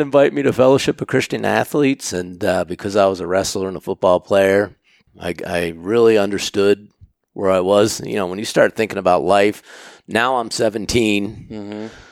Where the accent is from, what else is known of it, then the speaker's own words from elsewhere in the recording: Pennsylvania, United States; moved away as an adult; also born or lived in Maine; I was born and raised in Pennsylvania